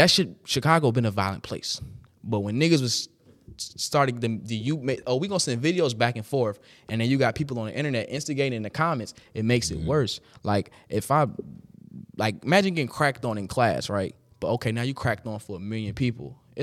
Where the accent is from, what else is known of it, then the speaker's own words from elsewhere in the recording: Jamaica; so I'm Jamaican, being specific as fuck